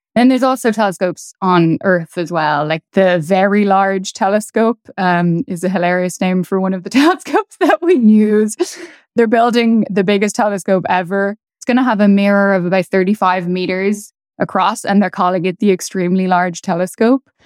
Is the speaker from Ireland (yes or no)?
yes; Dublin, Leinster, Ireland; moved away as an adult; also born or lived in Edinburgh; now in New York City, United States; I grew up in Dublin